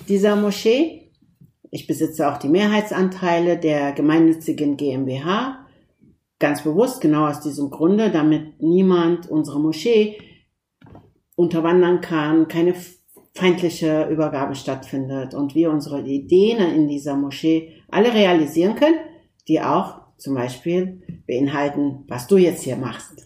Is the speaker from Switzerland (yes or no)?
no; Turkey; now in Germany; wir kommen aus der Türkei, wie du weißt, sind wir aus einem laizistischen Land. Und obwohl ich in einem laizistischen Land aufgewachsen bin